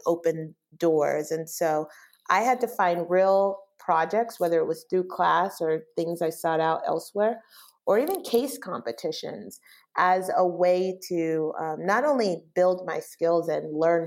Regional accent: Bay Area, California, United States; moved away as an adult; also born or lived in Los Angeles, California; now in Chicago, United States; I'm originally from the Bay Area

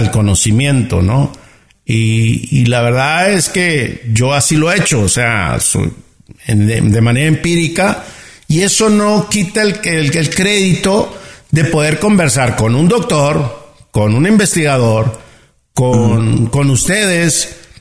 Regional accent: Ciudad Obregón, Sonora, Mexico; accent: norteño; nací en Ciudad Obrador, Sonora, en México

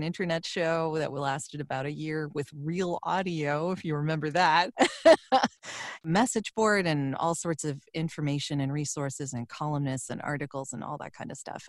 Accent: Toronto, Ontario, Canada; I grew up in Toronto, Canada, so I am living just north of that right now

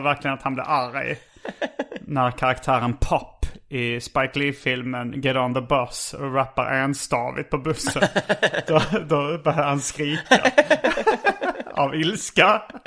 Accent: Sweden; oss riktiga svenskar

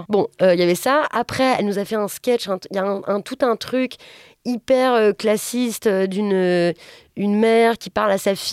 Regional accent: Strasbourg, Grand Est, France; Je viens de Strasbourg et c'est la SNCF qui fait les trains.

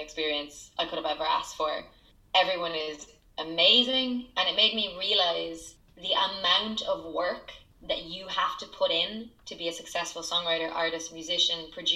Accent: County Kildare, Ireland; also born or lived in Nashville, United States / London, United Kingdom; growing up in Ireland, I grew up in a tiny town where everybody knows your business

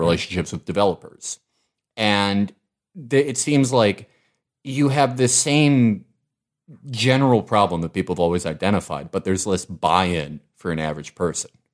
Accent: Chicago, Illinois, United States; I was from Hyde Park

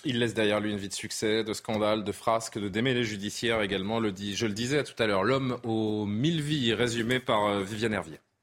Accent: France; chez nous en France

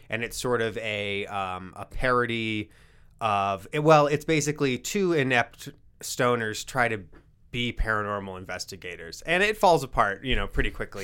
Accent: Rapid City, South Dakota, United States; I grew up in Rapid City

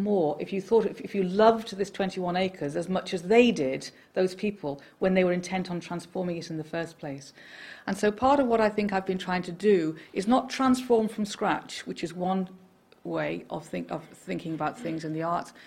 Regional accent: Liverpool, North West England, United Kingdom; when I was a little girl growing up in Liverpool

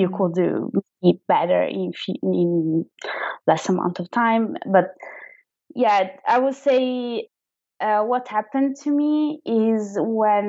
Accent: Verona, Veneto, Italy; first language Italian; English is a second language; moved away as an adult; also born or lived in Milan; now in London, United Kingdom; I'm originally from Verona, which is a kind of small town close to Venice. And then I moved when I was around 18 years old to Milan

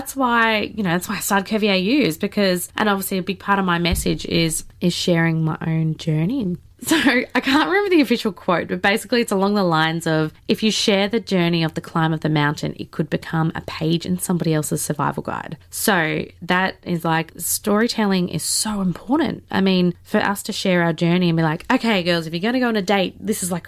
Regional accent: Melbourne, Victoria, Australia; I grew up in Melbourne

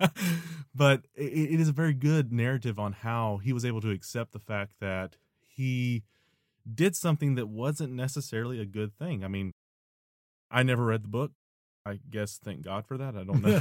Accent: Nashville, Tennessee, United States; moved away; my home, my home town, Nashville

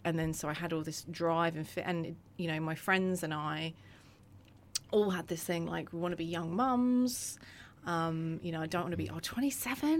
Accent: Croydon, London, United Kingdom; also born or lived in Purley; I grew up in Croydon

